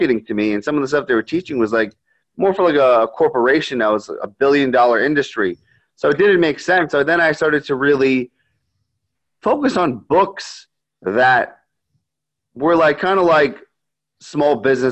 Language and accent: English; New York, United States; I grew up in New York my entire life.